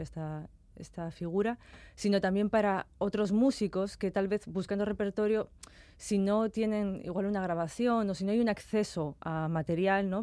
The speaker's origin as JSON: {"language": "Spanish", "town": "Castro Urdiales", "region": "Cantabria", "country": "Spain", "said": "de mi tierra, de Castro"}